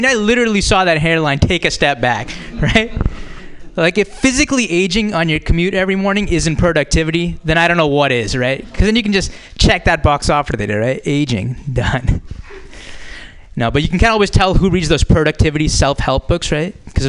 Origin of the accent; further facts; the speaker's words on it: India; now in United States; go back to Pakistan. And I'll be like, actually, I'm Indian.